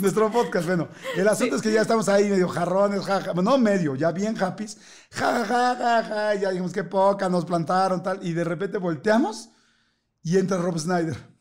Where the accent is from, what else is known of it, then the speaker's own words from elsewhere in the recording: Mexico; como somos los mexicanos